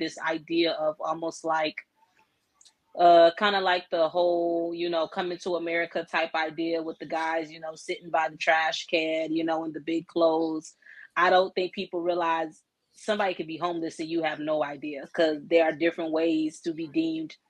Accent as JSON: {"language": "English", "town": "Newport News", "region": "Virginia", "country": "United States", "tie": "born or raised there", "said": "I'm a native of Hampton Roads, Virginia, born and raised in Newport News"}